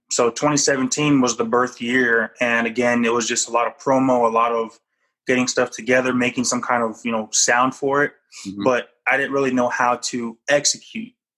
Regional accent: Japan; moved away; I was born in Japan

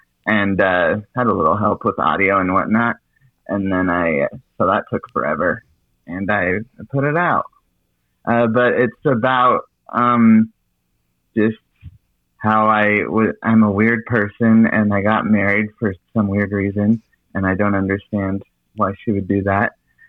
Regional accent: Salt Lake City, Utah, United States; I'm from Salt Lake City.

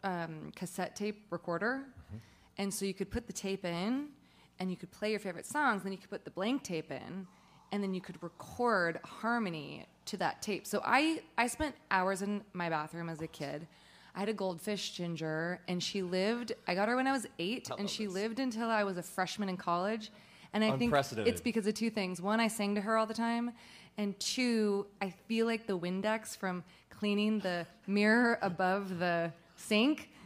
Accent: Northern California, United States; I was born and raised in Northern California

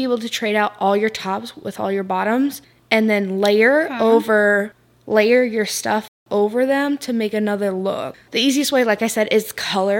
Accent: Florida, United States; I live in Florida. I grew up in Florida

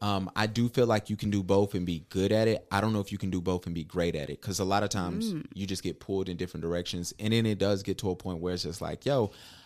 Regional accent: Huntersville, North Carolina, United States; Hey, I'm from the Ville, man. Y'all know what's up, man.

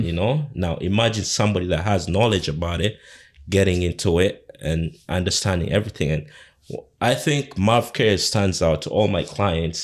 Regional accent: Uganda; now in Canada; my background, where I come from, I come from Uganda

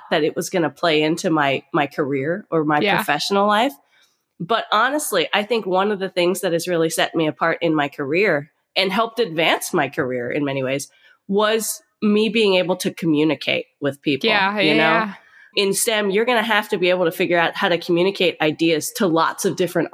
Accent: Pennsylvania, United States; I'm a small town girl. I come from Amish country, Pennsylvania

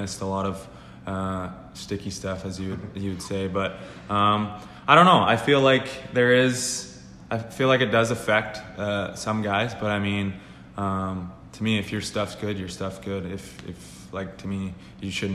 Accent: Manitoba, Canada; I'm from Manitoba

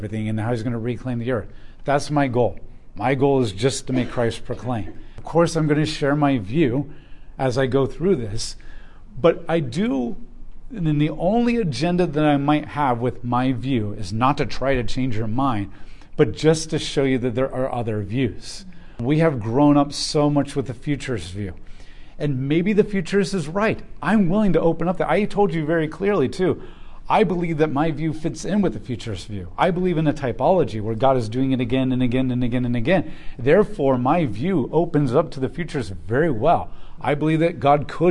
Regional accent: United States; growing up in America

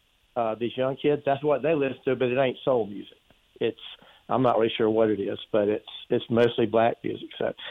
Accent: Charlotte, North Carolina, United States; when I grew up, most of my friends, I grew up in Charlotte, most of my friends and I, all we listened to was what we call soul music.

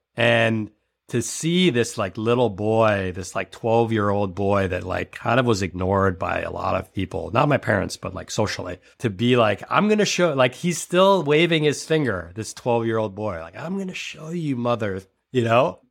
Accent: New York City, New York, United States; I was born in New York City, and I went to private school

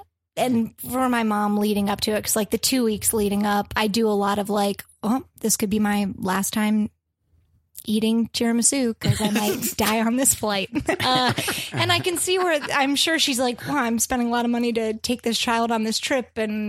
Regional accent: close to Gettysburg and Harrisburg, central Pennsylvania, United States; moved away; I'm from Pennsylvania. Okay. And yeah, I lived there all my life.

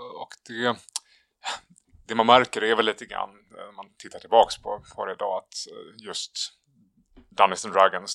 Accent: Sweden; oss svenskar

